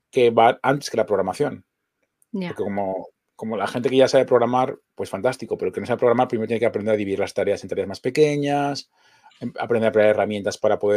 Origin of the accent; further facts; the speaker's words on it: Zaragoza, Aragon, Spain; estamos en una ciudad con playa. Vengo de Zaragoza, que es el puro desierto.